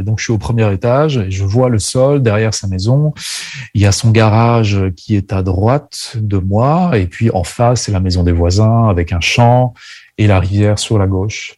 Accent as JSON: {"language": "French", "area": "Burgundy", "region": "Bourgogne-Franche-Comté", "country": "France", "tie": "born or raised there", "said": "Je suis né en France. Je suis né en Bourgogne, plus exactement."}